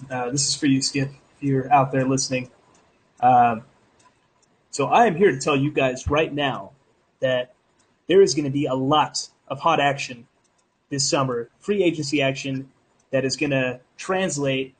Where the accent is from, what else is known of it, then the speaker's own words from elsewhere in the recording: Westlake Village, California, United States; I grew up in Westlake Village, California